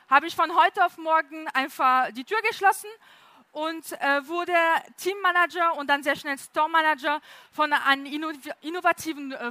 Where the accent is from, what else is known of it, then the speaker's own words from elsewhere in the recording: France; German is a second language; Äh, wie man hören kann, komme ich aus Frankreich, kann man sehr deutlich hören.